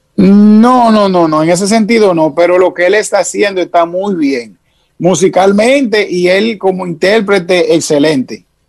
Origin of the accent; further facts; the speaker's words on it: Santo Domingo, Distrito Nacional, Dominican Republic; also born or lived in Montecristi; yo soy de la capital, yo nací en Isabela Católica